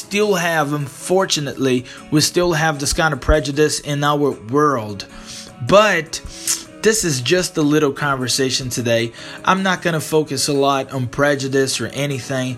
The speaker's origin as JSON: {"language": "English", "country": "Brazil", "second_language": "English", "said": "I'm not American, I'm Brazilian."}